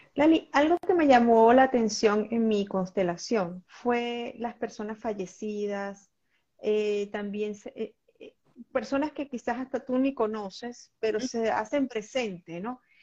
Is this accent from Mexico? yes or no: no; Venezuela; en mi país, en Venezuela